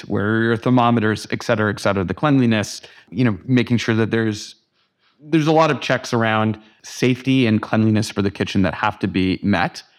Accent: Canada; moved away as an adult; also born or lived in New York; as a Canadian living in America

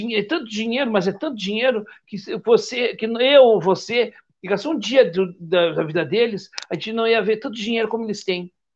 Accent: Rio Grande do Sul, Brazil; eu sou gaúcho

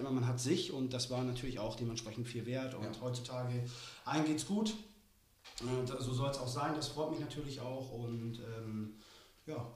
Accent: Germany; born there; moved away; aber ja, gebürtig komme ich aus der DDR

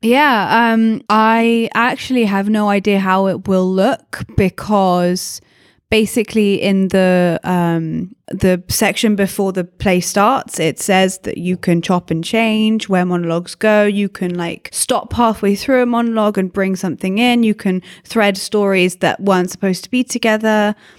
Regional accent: England, United Kingdom; I'm English.

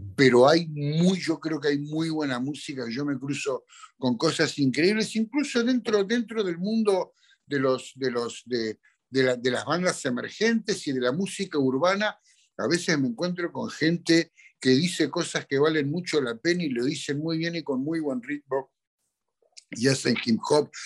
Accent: Argentina; en mi país

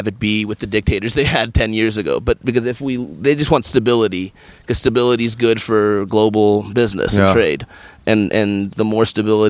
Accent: California, United States; also born or lived in New York City / Washington, D.C.; I grew up in California and I've only lived in California, in New York City, and Washington, D.C., all pretty good places to live.

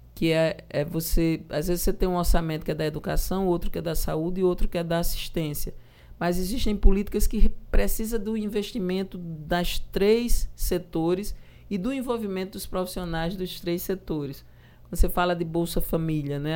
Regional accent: João Pessoa, Paraíba, Brazil; also born or lived in Cabedelo; Eu nasci ali em Jaguaribe, na maternidade.

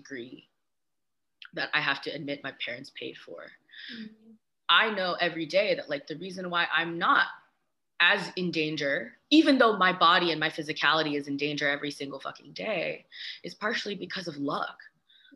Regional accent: the Bay Area, California, United States; I grew up in the Bay

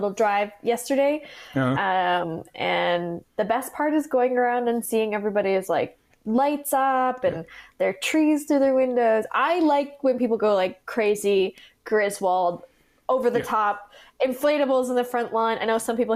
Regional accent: Kamloops, British Columbia, Canada; also born or lived in Vancouver; my hometown in Kamloops

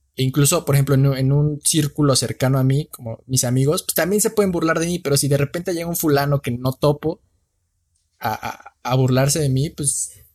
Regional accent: Mexico; morenito, soy mexicano

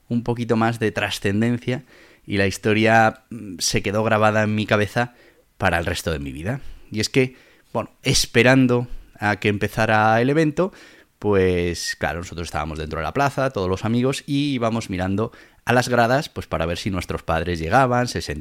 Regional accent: Caparroso, Navarre, Spain; A ver, en Navarra hay muchísima afición a los toros, a las vaquillas, a los encierros y bueno, pues mi pueblo Caparroso no es menos

